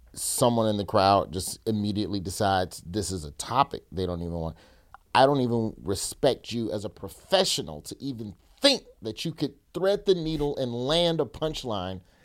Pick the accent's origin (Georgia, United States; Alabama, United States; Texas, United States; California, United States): Alabama, United States; growing up in Alabama